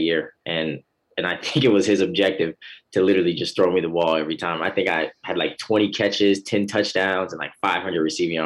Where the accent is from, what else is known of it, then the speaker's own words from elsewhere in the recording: Midwest, United States; I'm from the Midwest